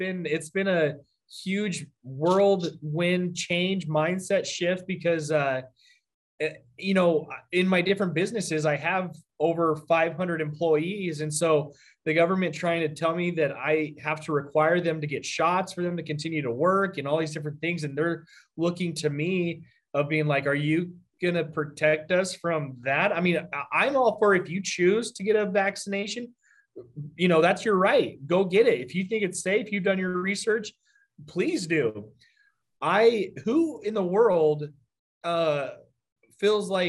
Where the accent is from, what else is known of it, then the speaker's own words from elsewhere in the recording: Arizona, United States; I'm from Arizona and born and raised here